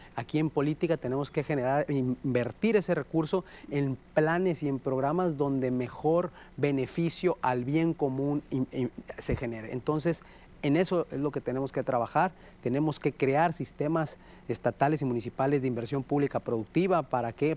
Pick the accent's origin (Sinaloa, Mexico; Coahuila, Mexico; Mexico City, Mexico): Sinaloa, Mexico; lo que somos los sinaloenses